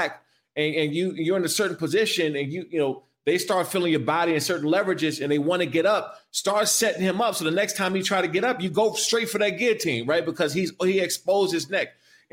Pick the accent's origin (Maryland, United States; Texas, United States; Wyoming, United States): Maryland, United States; Prince George's County; moved away as an adult; I came from Prince George's County, Maryland